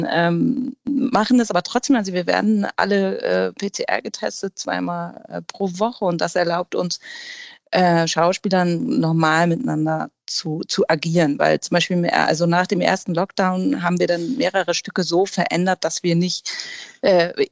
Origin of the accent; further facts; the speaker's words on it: Hamburg, Germany; dass Hamburg für mich grundsätzlich die wichtigste Stadt überhaupt ist und meine Heimat